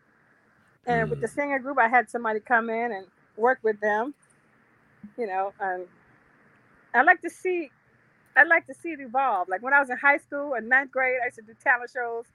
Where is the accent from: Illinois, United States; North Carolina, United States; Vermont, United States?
North Carolina, United States; moved away; also born or lived in New Jersey; I grew up in North Carolina